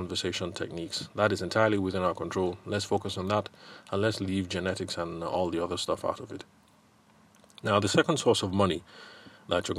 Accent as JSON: {"language": "English", "region": "Benue", "country": "Nigeria", "said": "Where I come from, I'm from Benue State"}